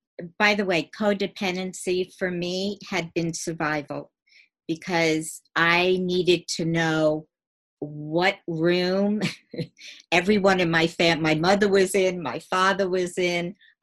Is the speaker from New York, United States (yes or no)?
yes; New York, United States; I grew up in Long Island. I lived in a nice home.